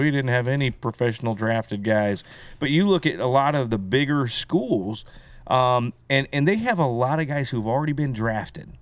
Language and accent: English; Belton, Missouri, United States; also born or lived in Texas; We moved from Texas, uh, to Belton in eighty-one. Uh, so I started first grade